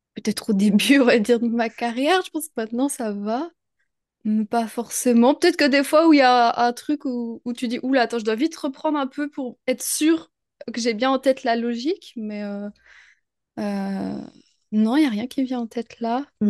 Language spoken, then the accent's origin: French; France; also born or lived in near Troyes, France; je suis française, je vis euh, en France, près de Troyes